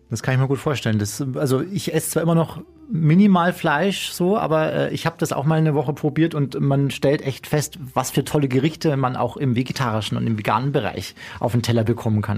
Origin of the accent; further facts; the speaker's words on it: Chiemsee, Bavaria, Germany; in meine Heimat, in den Chiemsee, ans Sonnendeck Chieming